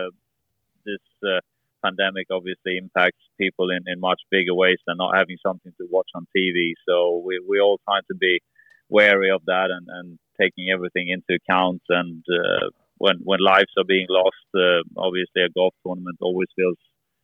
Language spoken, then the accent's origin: English; Gothenburg, Västra Götaland, Sweden; moved away; also born or lived in Orlando, United States / near Malmö, Sweden; I was born in Gothenburg, which is still very much in the southern part